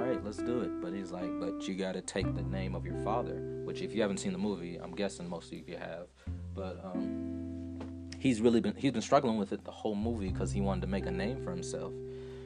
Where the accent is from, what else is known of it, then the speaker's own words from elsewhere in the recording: Atlanta, Georgia, United States; moved away as an adult; growing up in Atlanta